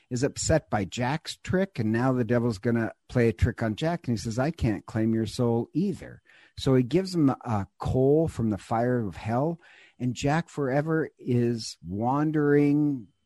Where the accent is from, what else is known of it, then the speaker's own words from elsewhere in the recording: Ireland; I'm God knows I'm Irish. I love things that are Irish.